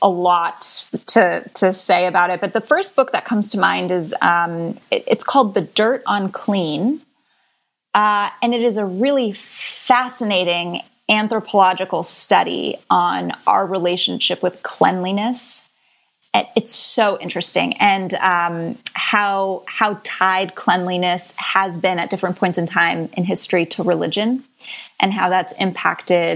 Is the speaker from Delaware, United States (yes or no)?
no; Florida, United States; I grew up in Florida.